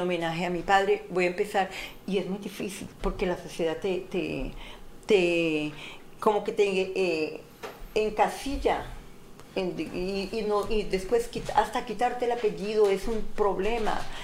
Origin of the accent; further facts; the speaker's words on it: Colombia; Como colombiana